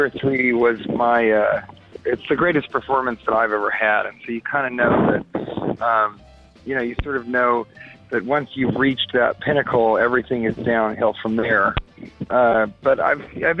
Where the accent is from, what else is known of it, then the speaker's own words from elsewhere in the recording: Denver, Colorado, United States; now in California, United States; I'm from Denver and I live in California